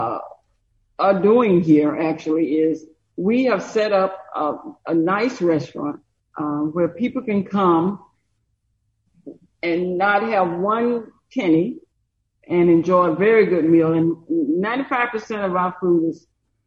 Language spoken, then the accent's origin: English; Brewton, Alabama, United States; moved away as an adult; I was born and raised here in Brewton, and so is my husband.